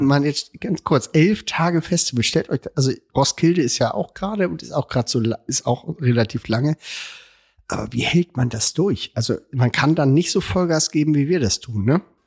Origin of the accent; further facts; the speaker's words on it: Hamburg, Germany; Ich bin als Hamburger